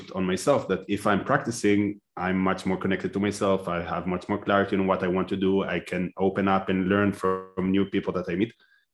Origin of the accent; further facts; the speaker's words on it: Israel; moved away as an adult; now in Netherlands; I was born and raised in Israel